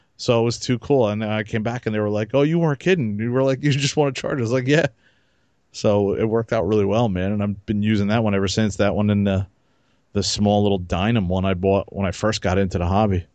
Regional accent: New Jersey, United States; I was from Jersey

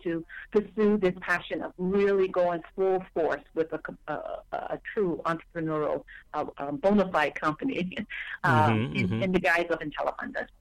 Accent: Mississippi, United States; growing up in Mississippi

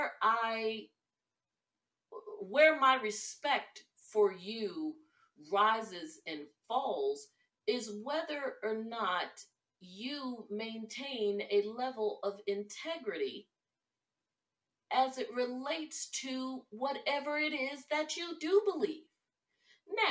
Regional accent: Northeast, United States; I am from the Northeast

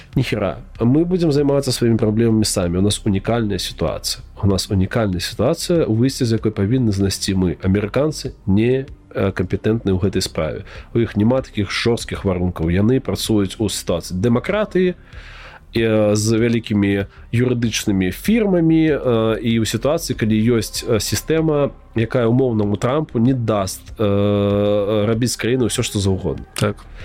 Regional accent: Belarus; мы ж беларусы

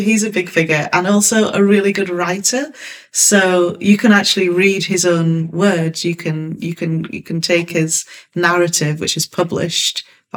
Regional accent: Hull, Yorkshire and the Humber, United Kingdom; also born or lived in Nigeria; I'm also from Hull. And so having lived some of my childhood in Nigeria

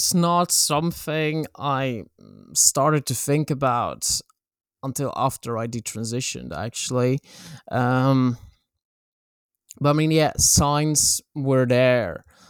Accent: Poland; born there; English is a second language; And I was born in Poland, in a small town that was very homophobic.

